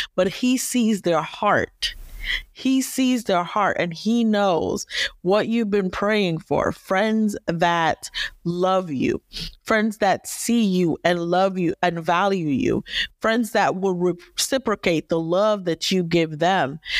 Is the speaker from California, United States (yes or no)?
no; Northern Virginia, United States; I am from Northern Virginia, the D M V area